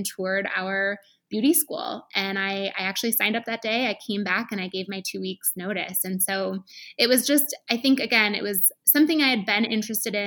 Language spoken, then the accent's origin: English; Michigan, United States; moved away as an adult; also born or lived in Chicago; I went to a Paul Mitchell school in Michigan, where I'm from